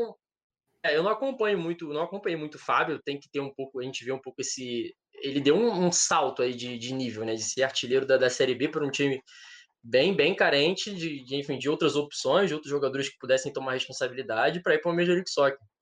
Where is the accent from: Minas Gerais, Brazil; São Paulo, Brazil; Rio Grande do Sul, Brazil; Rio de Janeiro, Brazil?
Rio de Janeiro, Brazil; eu sou do Rio